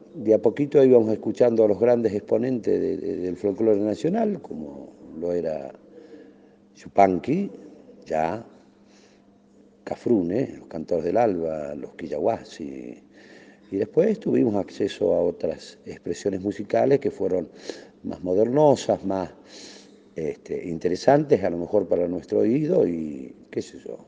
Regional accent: La Pampa, Argentina; en nuestra provincia

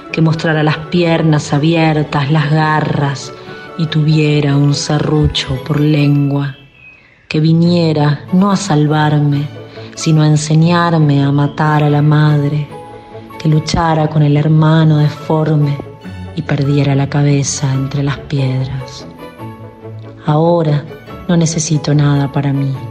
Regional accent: La Pampa, Argentina; now in Costa Rica; de La Pampa, pero ahora viviendo en Costa Rica.

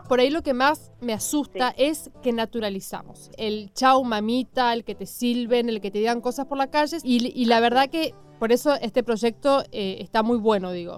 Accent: Chaco, Argentina; now in Buenos Aires, Argentina; yo soy chaqueña

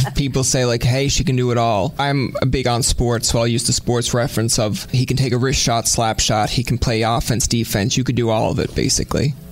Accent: Newfoundland and Labrador, Canada; We're both Newfoundlanders. We're both from the East Coast.

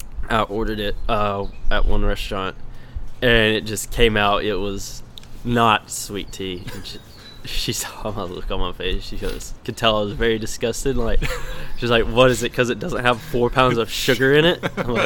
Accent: the South, United States; Can you tell I'm from the South?

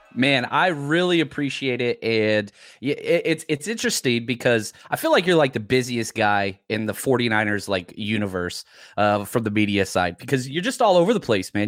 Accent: Dallas, Texas, United States; I grew up in Dallas

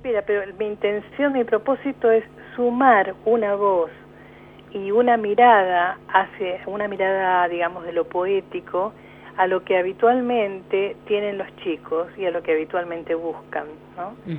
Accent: Mendoza, Argentina; moved away as an adult; now in Neuquén, Argentina; soy mendocina

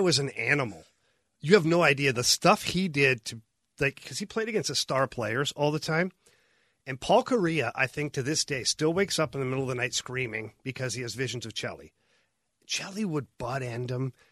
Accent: Ottawa, Ontario, Canada; I grew up in Ottawa

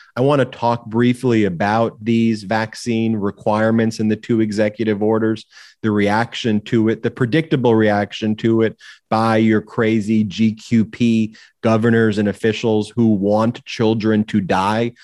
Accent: Long Island, New York, United States; my own story of growing up in Long Island, New York

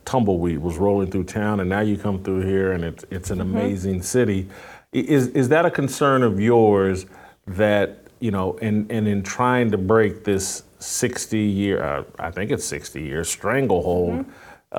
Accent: California, United States; now in Nashville, United States; You know, I came from California, came here to Nashville.

